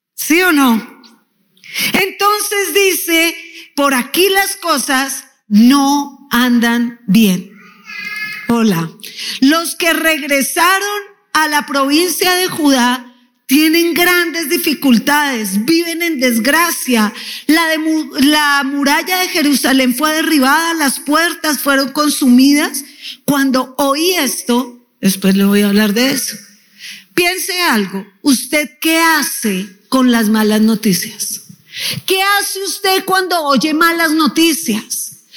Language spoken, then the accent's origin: Spanish; Colombia; diríamos en Colombia